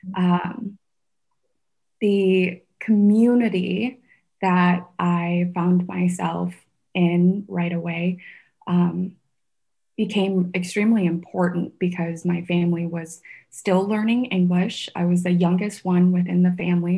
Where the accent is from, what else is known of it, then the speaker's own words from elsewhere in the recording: Sioux Falls, South Dakota, United States; English is a second language; also born or lived in Vietnam / San Francisco; my community here in sioux falls where i grew up